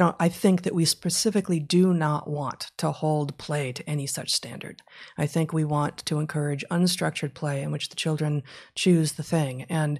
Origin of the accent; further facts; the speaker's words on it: Los Angeles, California, United States; I grew up in West LA in the 70s and 80s.